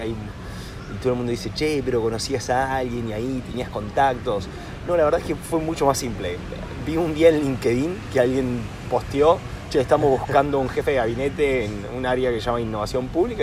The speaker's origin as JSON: {"language": "Spanish", "town": "Rosario", "region": "Santa Fe", "country": "Argentina", "tie": "born or raised there", "also_born_or_lived": "Buenos Aires, Argentina / Warwick, United Kingdom", "moved": "as an adult", "lives_now": "United Kingdom", "said": "soy originalmente de Rosario. Em, crecí, nací, crecí ahí hasta, hasta los 18 años que ahí me fui a Buenos Aires"}